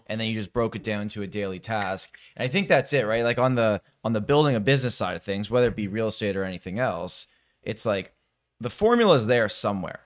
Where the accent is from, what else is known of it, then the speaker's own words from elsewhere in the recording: Toronto, Ontario, Canada; I'm born and raised in Toronto